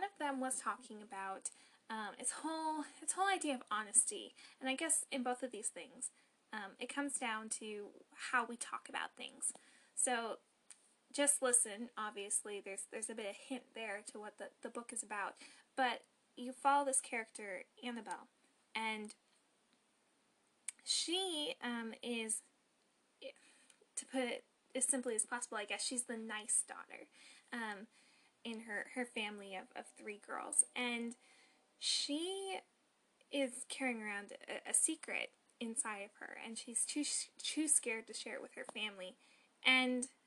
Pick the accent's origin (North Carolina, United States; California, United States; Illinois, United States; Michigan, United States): North Carolina, United States; I'm also from North Carolina